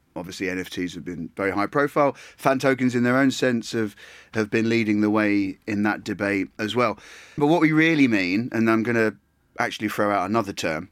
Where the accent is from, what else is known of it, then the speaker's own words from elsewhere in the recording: Essex, East of England, United Kingdom; I was born in Essex